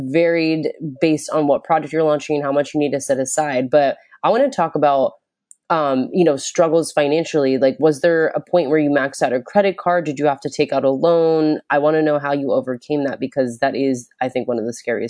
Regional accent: Florida, United States; I'm from Florida.

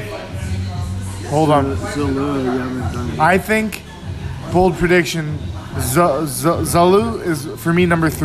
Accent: Vaughan, Ontario, Canada; I'm from Vaughan

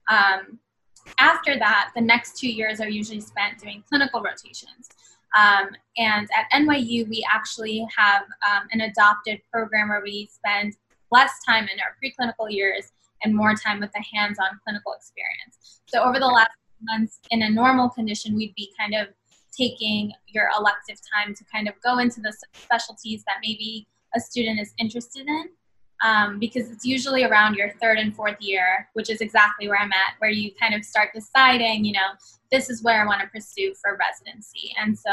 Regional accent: New York City, New York, United States; also born or lived in Bangladesh; I grew up in Queens and basically never left

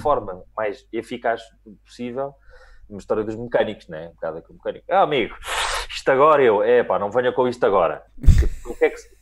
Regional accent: Lisbon, Portugal; eu mal ou bem sou muito lisboeta e tive uma educação muito lisboeta.

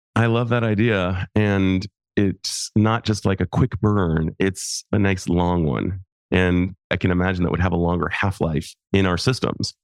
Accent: United States; also born or lived in Japan; I'm an American male

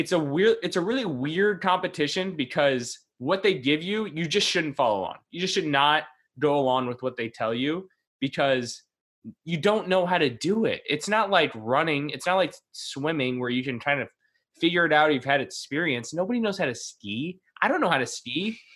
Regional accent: Michigan, United States; I can walk in snow. I've done it. I grew up in Michigan.

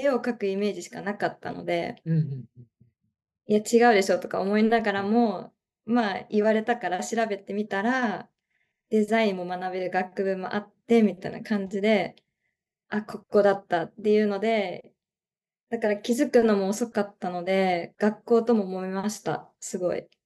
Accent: Chiba, Japan; 千葉です。

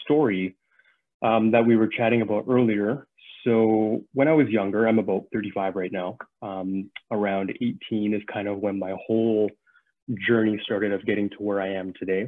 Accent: Saskatchewan, Canada; moved away as an adult; now in Vancouver, Canada; I grew up in Saskatchewan

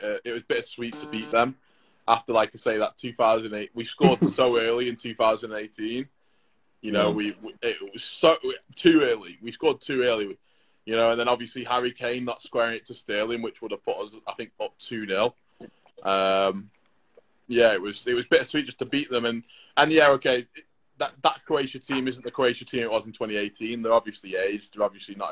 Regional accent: England, United Kingdom

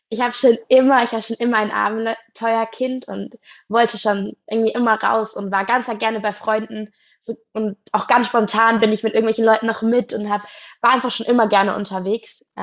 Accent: Baden-Württemberg, Germany; ich bin 19, ich komme aus Baden-Württemberg, aus der Nähe von Stuttgart

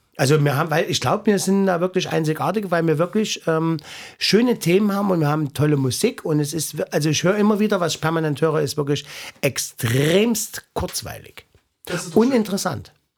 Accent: East Germany, Germany; ich komme aus dem Osten

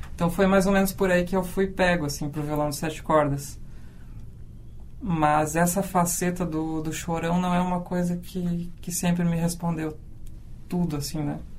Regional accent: Canguçu, Rio Grande do Sul, Brazil; eu vim lá do interior, né? De Canguçu

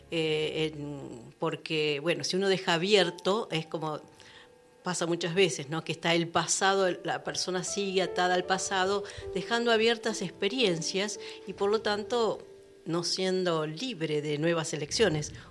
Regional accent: Buenos Aires, Argentina; now in La Cumbre, Argentina; Eh, yo soy de oriunda de Buenos Aires.

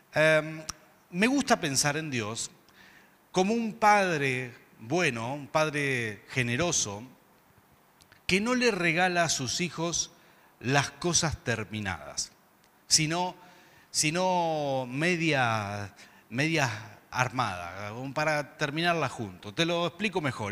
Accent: Mendoza, Argentina; diríamos acá en Mendoza

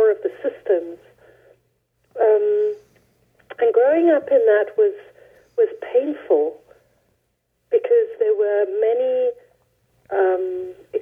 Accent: South Africa; moved away; I was born in South Africa and grew up under apartheid

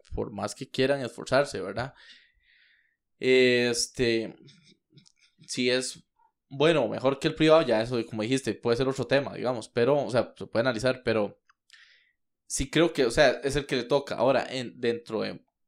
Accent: Costa Rica

